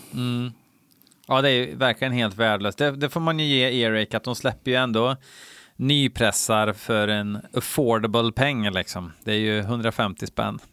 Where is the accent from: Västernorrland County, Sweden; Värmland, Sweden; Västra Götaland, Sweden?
Värmland, Sweden; now in Falun, Sweden; jag är från Värmland, eh, från början, men jag bor ju uppe i Falun